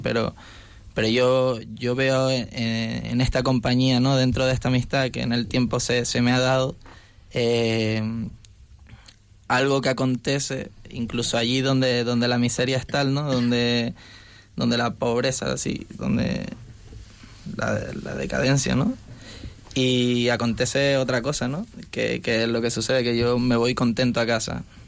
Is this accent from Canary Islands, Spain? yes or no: yes; Canary Islands, Spain; moved away as an adult; now in Madrid, Spain; soy de, Canarias y estudio en un piso universitario